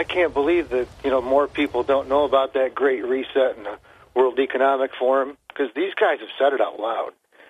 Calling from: Port Crane, New York, United States; from Port Crane.

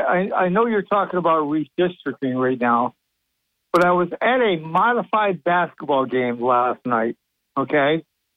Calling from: Sidney, New York, United States; Sydney, New York.

